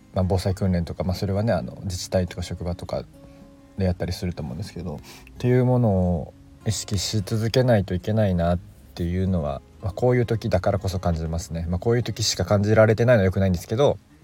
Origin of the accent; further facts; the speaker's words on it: Kobe, Hyogo, Japan; moved away as an adult; also born or lived in Kansai; now in Miyagi, Japan; 神戸出身なので、えー、阪神淡路大震災は経験しています。まあ、小学生だったんですけど